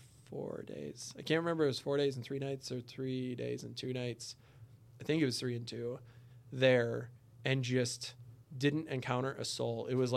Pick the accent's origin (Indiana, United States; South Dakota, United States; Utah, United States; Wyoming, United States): South Dakota, United States; The peace.